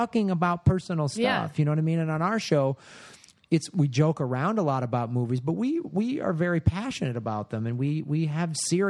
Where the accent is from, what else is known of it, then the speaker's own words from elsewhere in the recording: Midwest, United States; I'm from the Midwest